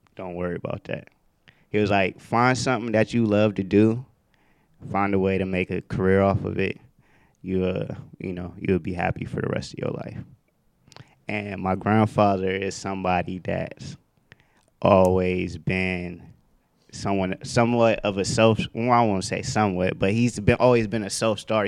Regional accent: Youngstown, Ohio, United States; also born or lived in Atlanta; now in Los Angeles, United States; I'm from Youngstown, Ohio. I left uh, my hometown probably like 2015, uh, and I relocated to Atlanta

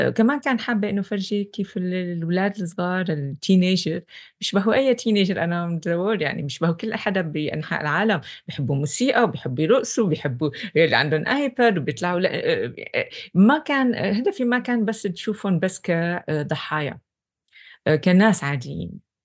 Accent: Syria; moved away; كسورية أنا

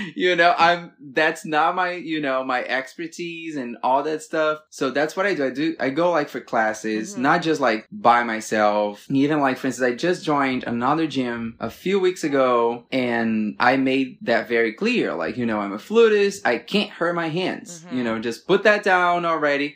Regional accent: Brasília, Federal District, Brazil; moved away as an adult; also born or lived in Rio de Janeiro, Brazil; I'm from Brasilia, the capital in Brazil

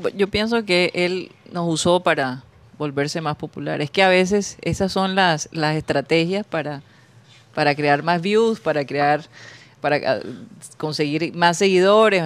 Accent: Colombian Caribbean coast, Caribbean Region, Colombia

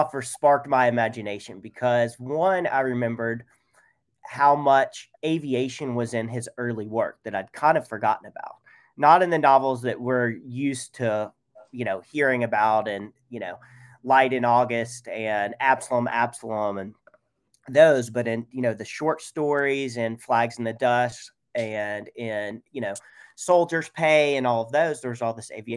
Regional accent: Georgia coast, United States; I was born on the Georgia coast, and I live in Savannah

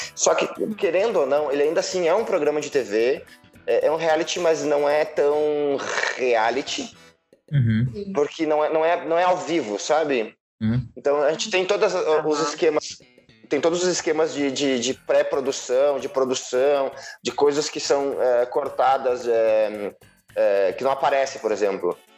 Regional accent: Rio Grande do Sul, Brazil; sou gaúcho

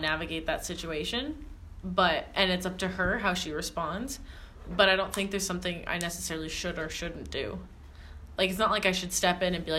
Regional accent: Canada; I'm from Canada.

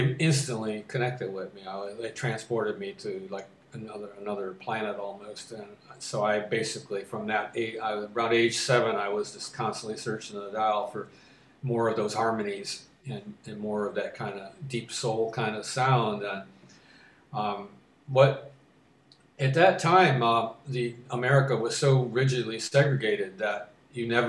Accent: Detroit, Michigan, United States; born or raised there

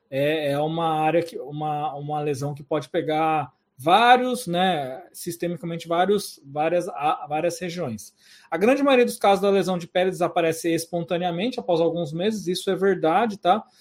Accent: Suzano, São Paulo, Brazil; Suzano é minha cidade natal, Suzano é onde eu sou funcionário afastado e vamos ter curso sim.

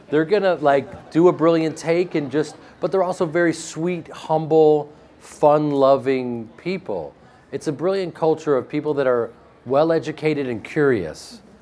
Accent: Chicago, Illinois, United States; Growing up in Chicago myself, I, I went to Marshall Fields and I was a part of this place that he built.

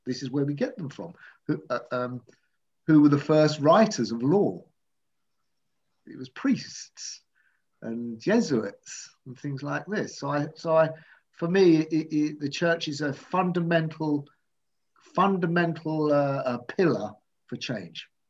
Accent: United Kingdom; I'm from South

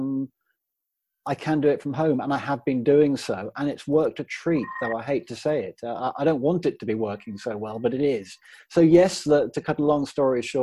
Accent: Worcestershire, West Midlands, United Kingdom; also born or lived in Hackney, London; now in Worcestershire, United Kingdom; I moved up from Hackney, London, to Worcestershire, where I was born

